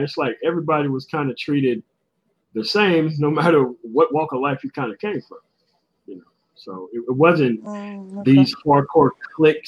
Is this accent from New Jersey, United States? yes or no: no; Greenville, Mississippi, United States; moved away as an adult; also born or lived in Germany; I'm from Greenville